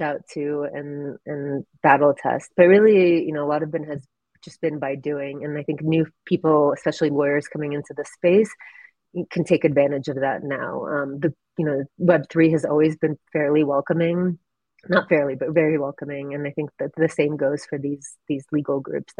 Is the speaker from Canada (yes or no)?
no; Ukraine; moved away; I'm originally from Ukraine